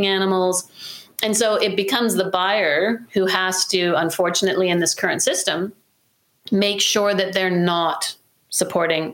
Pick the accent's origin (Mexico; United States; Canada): Canada